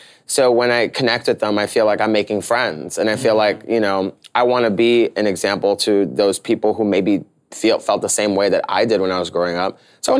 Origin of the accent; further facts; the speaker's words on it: New York, United States; So like, being a New Yorker, I'm gonna just like be myself.